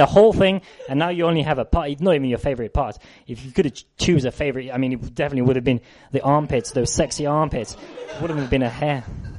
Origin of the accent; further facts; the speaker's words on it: South West England, United Kingdom; Devon, right? I'm from Devon.